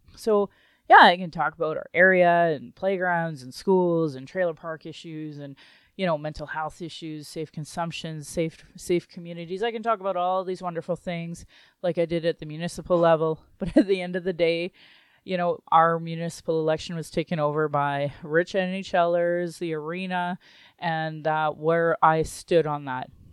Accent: Calgary, Alberta, Canada; I was born in Calgary

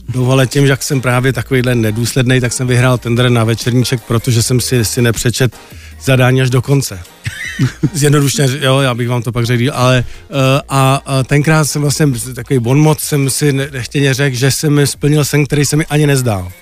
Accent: Czechia; also born or lived in East Germany; my jako rodina jsme se stěhovali jako do Čech, když mě byl asi dva a půl roku

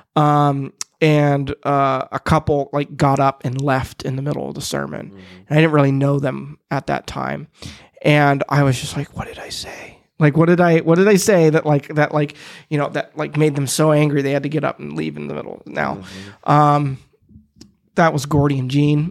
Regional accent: Midwest, United States; I'm a Midwesterner

